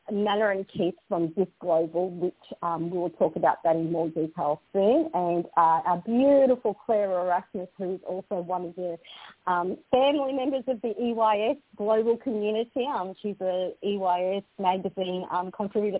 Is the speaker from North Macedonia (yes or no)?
yes; North Macedonia; now in Australia; I originate and I was born in the Republic of Macedonia